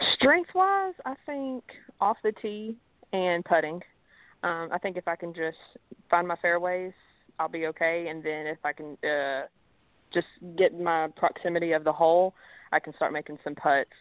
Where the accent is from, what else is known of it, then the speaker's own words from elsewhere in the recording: Mobile, Alabama, United States; moved away; also born or lived in Tennessee; I'm originally from Alabama, so we moved to Tennessee.